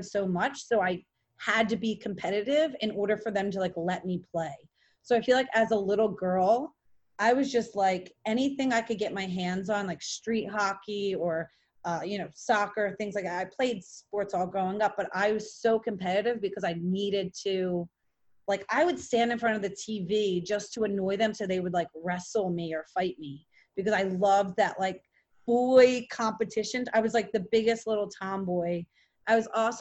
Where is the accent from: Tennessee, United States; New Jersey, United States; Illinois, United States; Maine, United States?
New Jersey, United States; also born or lived in Philadelphia, Pennsylvania; I was born in Philadelphia, and I moved over to Jersey in third grade